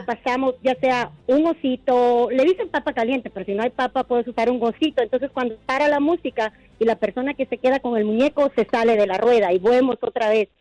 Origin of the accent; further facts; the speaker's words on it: Guatemala; con mis sobrinos somos de Guatemala